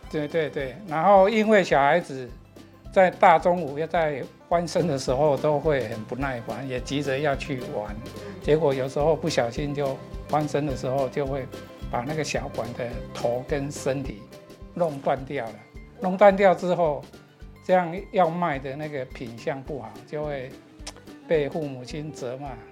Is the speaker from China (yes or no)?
no; Hujing, Penghu County, Taiwan; also born or lived in Shili, Penghu; 我的家乡是我现在目前服务的十里国小的正对面的一个小离岛，叫湖景